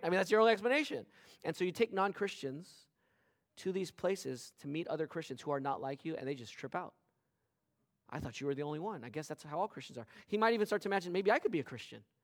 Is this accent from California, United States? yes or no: yes; West Covina, California, United States; growing up in West Covina in the nineteen eighties and nineties